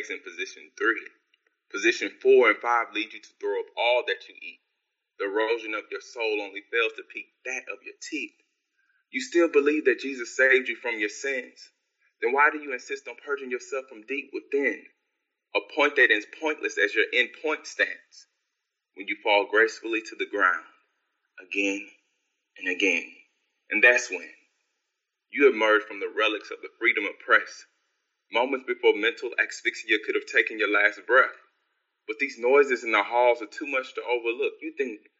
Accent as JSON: {"language": "English", "town": "Houston", "region": "Texas", "country": "United States", "tie": "born or raised there", "said": "I'm from Houston."}